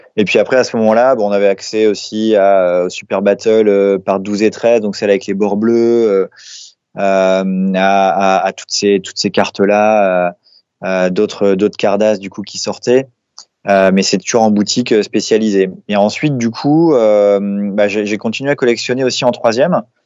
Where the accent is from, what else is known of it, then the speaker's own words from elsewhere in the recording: Lille, Hauts-de-France, France; je suis lillois d'origine